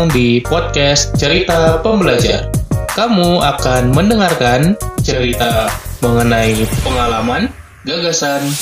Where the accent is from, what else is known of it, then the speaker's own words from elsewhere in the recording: Medan, North Sumatra, Indonesia; moved away as an adult; now in Bandung, Indonesia; gue merasa gue pingin nanti di Bandung harus ngajar gitu ya gue akan merantau dari Medan ke Bandung